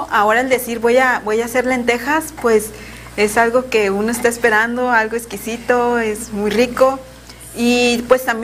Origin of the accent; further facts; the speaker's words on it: Colima, Mexico; Bueno, yo soy originaria de Colima